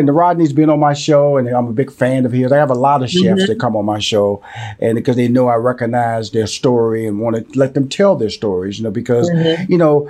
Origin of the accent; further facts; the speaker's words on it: Houston, Texas, United States; And I'm from Houston, Texas, born and raised, and so I'm a Southern boy.